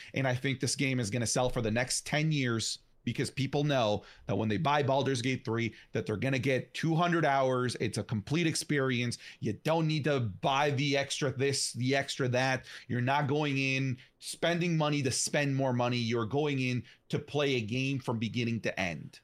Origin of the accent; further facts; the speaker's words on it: Canada; I'm a Canadian